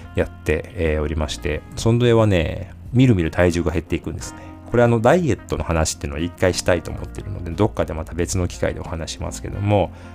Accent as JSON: {"language": "Japanese", "region": "Osaka", "country": "Japan", "tie": "born or raised there", "said": "地元の大阪マラソン"}